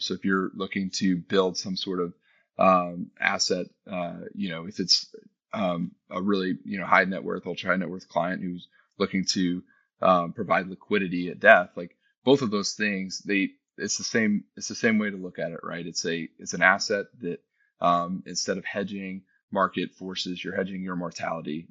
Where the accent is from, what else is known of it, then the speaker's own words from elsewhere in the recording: Texas, United States; moved away as an adult; we were able to move back to my hometown in, in Texas